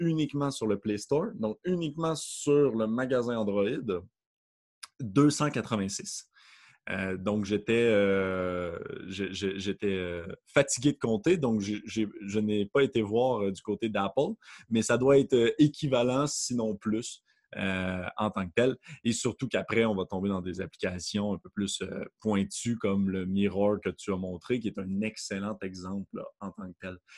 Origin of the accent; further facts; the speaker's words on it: Quebec, Canada; accent: Quebec; donc je suis, comme vous pouvez peut-être le remarquer avec mon léger accent du Québec